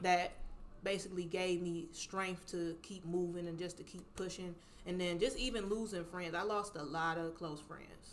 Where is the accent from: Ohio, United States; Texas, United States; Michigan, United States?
Ohio, United States; Cleveland; accent: little countryness; I grew up here, Cleveland, Ohio. Like this is my city.